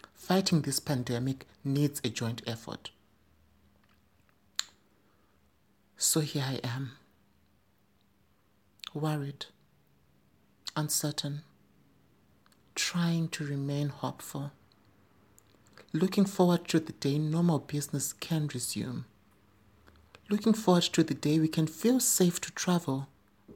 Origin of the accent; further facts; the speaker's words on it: Zimbabwe; in my home country, Zimbabwe